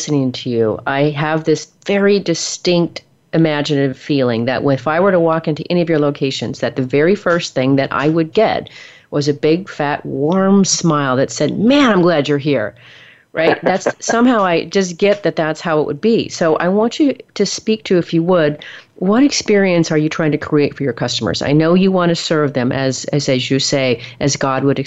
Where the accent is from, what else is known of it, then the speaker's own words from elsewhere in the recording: the Northwest, Pacific Northwest, United States; moved away as an adult; now in Texas, United States; I'm from the Northwest originally